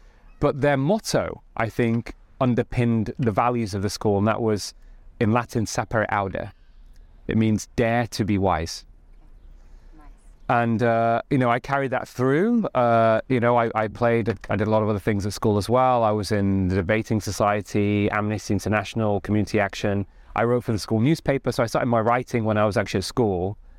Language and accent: English; Stalybridge, North West England, United Kingdom; so I grew up in Greater Manchester in a town called Stalybridge.